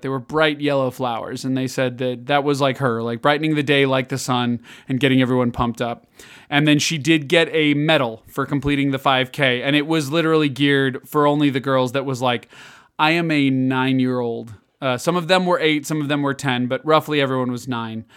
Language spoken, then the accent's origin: English; Illinois, United States; moved away; I grew up in Illinois, which is very different than, uh, Kansas